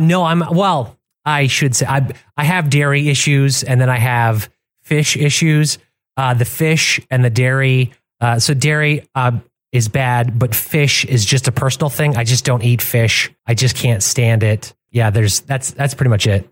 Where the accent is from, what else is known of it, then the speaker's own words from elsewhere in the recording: Michigan, United States; I grew up in in Michigan